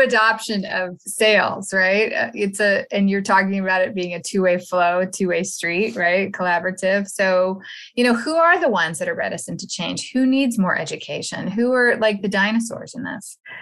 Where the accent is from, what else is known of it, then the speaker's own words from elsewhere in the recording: Texas, United States; I am from Texas